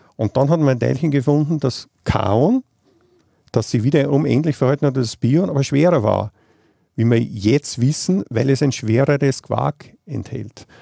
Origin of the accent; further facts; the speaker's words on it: Vienna, Austria; now in Geneva, Switzerland; Ich komme, wie man vielleicht aus meinem Dialekt hört, aus Wien.